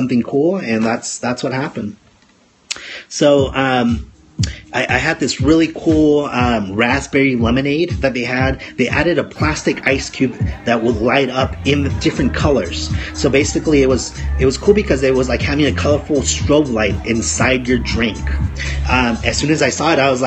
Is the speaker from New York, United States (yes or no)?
no; Los Angeles, California, United States; now in Oregon, United States; Los Angeles, California, my hometown